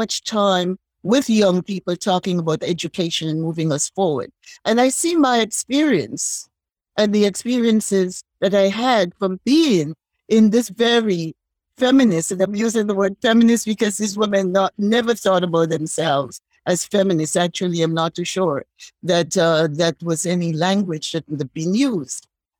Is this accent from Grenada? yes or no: yes; St. George's, Saint George, Grenada; As a young woman growing up in Happy Hill, St. George's, Grenada, in a family that I could remember all the matriarchs.